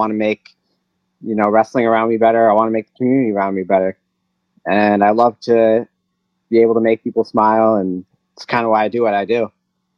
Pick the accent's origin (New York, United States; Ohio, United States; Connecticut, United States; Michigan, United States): New York, United States; New Rochelle; I was born in New Rochelle